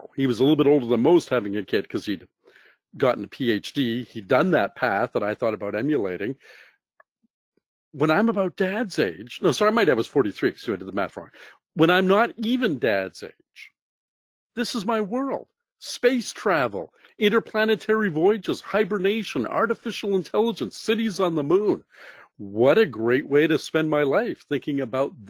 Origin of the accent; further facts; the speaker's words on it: Toronto, Ontario, Canada; I grew up in Toronto